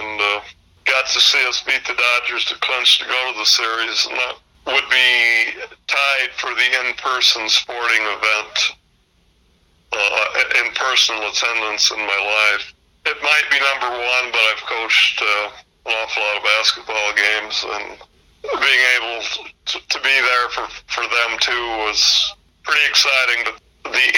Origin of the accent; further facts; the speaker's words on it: Morrison, Illinois, United States; I grew up in Morrison, Illinois